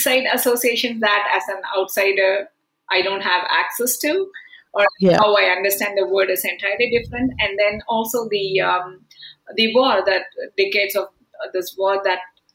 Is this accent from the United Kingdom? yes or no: no; India; now in Canada; I'm from India.